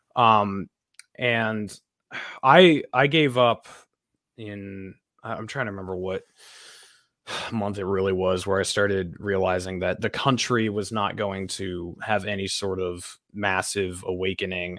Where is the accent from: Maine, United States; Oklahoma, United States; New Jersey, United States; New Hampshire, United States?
New Hampshire, United States; moved away as an adult; I'm from New Hampshire. Originally, my family lives here